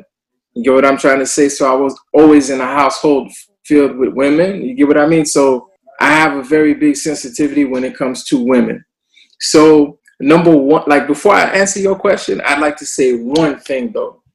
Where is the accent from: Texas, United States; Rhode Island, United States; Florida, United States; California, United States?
Florida, United States; Miami; moved away as an adult; now in Montreal, Canada; I'm originally from Miami, Florida